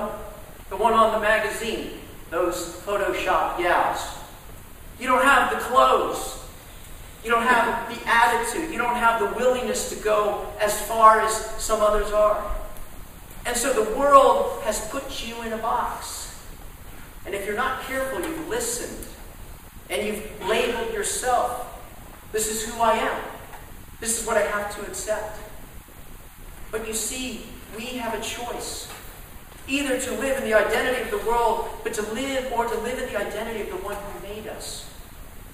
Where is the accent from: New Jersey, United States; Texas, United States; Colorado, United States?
Texas, United States; Dallas; growing up in Dallas, Texas